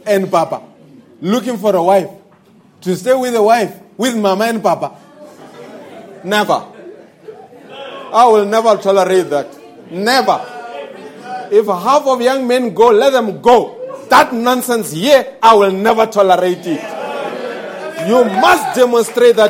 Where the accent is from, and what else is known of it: South Africa